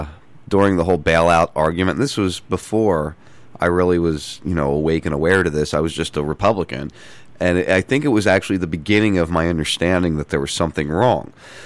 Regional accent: New Jersey, United States; I grew up in South Jersey.

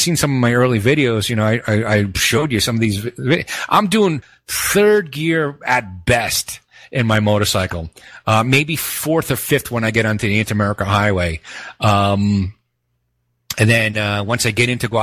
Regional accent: New York City, New York, United States; moved away; I grew up in Brooklyn

